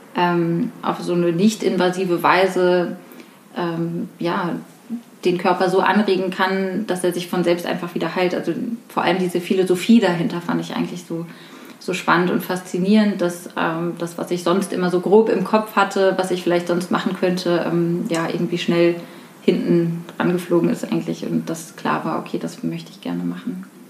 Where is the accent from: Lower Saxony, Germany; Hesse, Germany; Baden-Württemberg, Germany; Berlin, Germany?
Hesse, Germany; Rüsselsheim; moved away as an adult; now in Frankfurt, Germany; Ich komme ursprünglich aus der Gegend von Rüsselsheim und ähm, wohne jetzt seit vier Jahren in Frankfurt